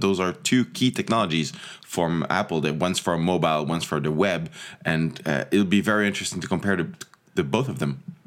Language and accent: English; Montreal, Quebec, Canada; also born or lived in Toronto; I grew up in, in Montreal